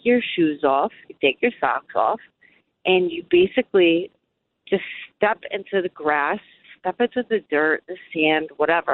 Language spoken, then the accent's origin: English; Connecticut, United States; moved away as an adult; also born or lived in Manhattan, New York; I grew up in Connecticut